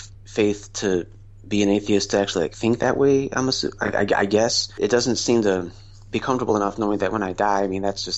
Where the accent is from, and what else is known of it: western New York, United States; born or raised there; also born or lived in Pennsylvania / Buffalo, New York